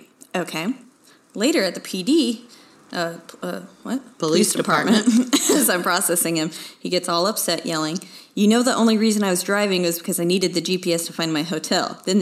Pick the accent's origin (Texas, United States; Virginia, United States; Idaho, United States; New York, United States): Texas, United States; Houston; I'm from the Houston area originally